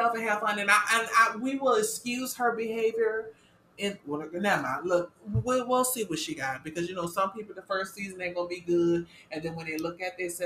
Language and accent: English; the South, United States; We're from the South